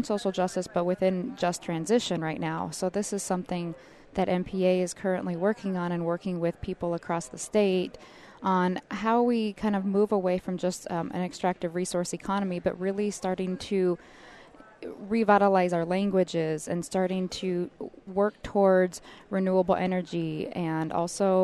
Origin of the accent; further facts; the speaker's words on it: Wrangell, Alaska, United States; moved away; originally from Wrangell, Alaska